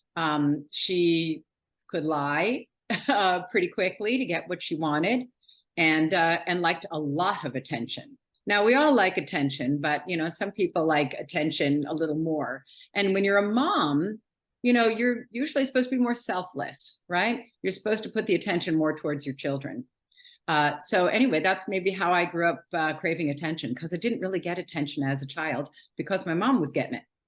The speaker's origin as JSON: {"language": "English", "town": "New York City", "region": "New York", "country": "United States", "tie": "born or raised there", "moved": "yes", "lives_now": "Philadelphia, United States", "said": "I live in Philadelphia, just outside of Philadelphia. I was born and raised in New York City."}